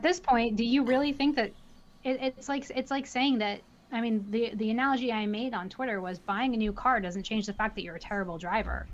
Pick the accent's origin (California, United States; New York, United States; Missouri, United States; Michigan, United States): New York, United States; I'm also from New York